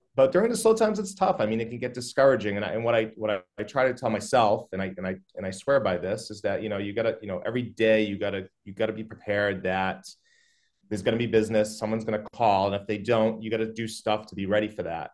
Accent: Methuen, Massachusetts, United States; also born or lived in Newburyport; I grew up in Methuen

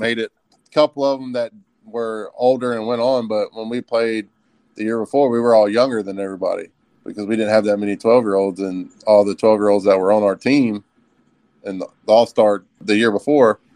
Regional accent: Upatoy, Georgia, United States; moved away as an adult; also born or lived in Macon, Georgia / Texas; now in Lawrenceville, United States; I was born in Macon, lived there until I was five, and then I moved to Upatoy, the Midland area, when I was five, and was there until I graduated high school

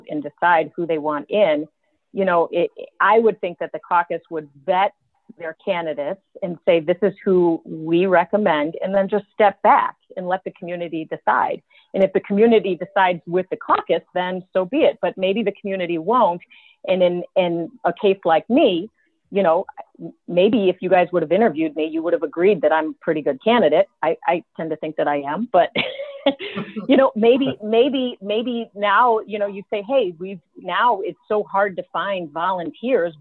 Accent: Lake Forest, Illinois, United States; I'm from Lake Forest, you know, I've got family here

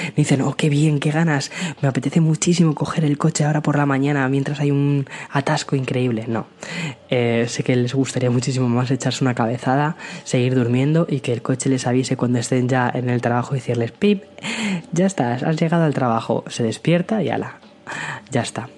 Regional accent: Aranjuez, Community of Madrid, Spain; moved away as an adult; now in San Antonio, United States; nací en Madrid, pero eh, me he criado en un pueblo muy, muy, muy cerquita de, Madrid, que es Aranjuez

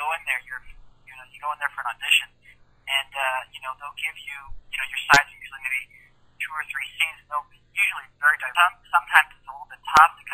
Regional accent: Arizona, United States; I'm from Arizona, and I'm an actor

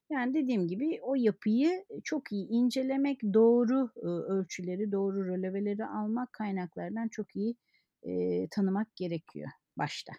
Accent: Kayseri Province, Turkey; moved away as an adult; Kayseri'de tabii eski dostlarım, lise arkadaşlarım

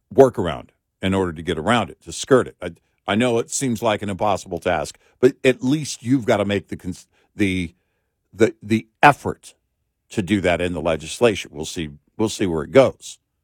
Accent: Texas, United States; we're from Texas

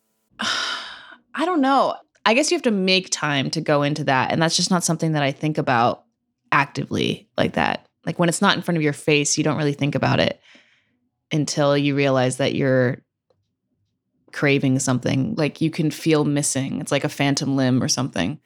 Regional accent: Santa Cruz, California, United States; moved away as an adult; now in New York City, United States; I grew up in Santa Cruz

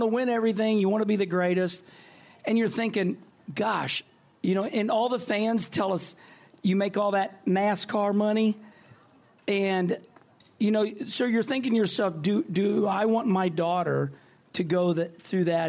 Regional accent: Midwest, United States; I'm from the Midwest

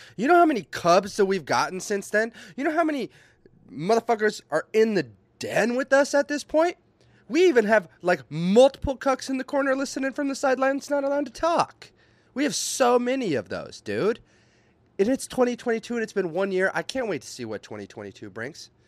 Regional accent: Minnesota, United States; I'm from Minnesota

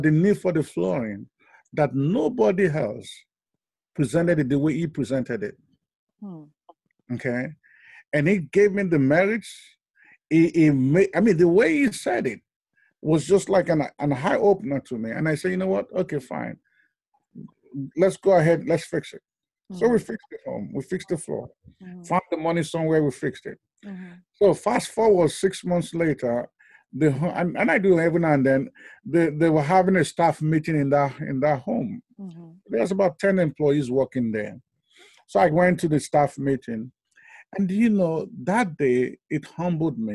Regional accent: Nigeria; now in United States; I was born in Nigeria. I was West Africa

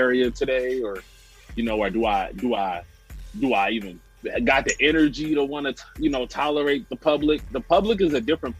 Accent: Brooklyn, New York, United States; You know, we grew up in the Brook together.

